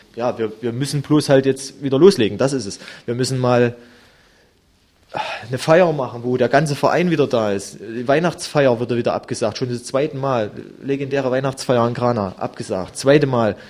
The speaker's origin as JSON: {"language": "German", "country": "Germany", "said": "wir haben äh, als Deutsche halt auch von denen ihrer Kultur halt viel mitbekommen"}